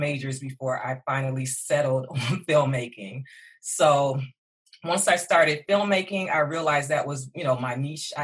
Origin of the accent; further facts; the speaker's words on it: Detroit, Michigan, United States; I am born and raised in Detroit